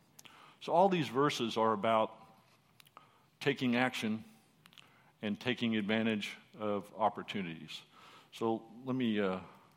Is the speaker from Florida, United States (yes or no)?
no; Texas, United States; first language English; we're from Texas.